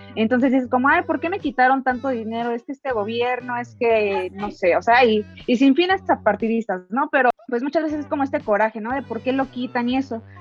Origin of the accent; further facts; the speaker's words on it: Mexico; como mexicanos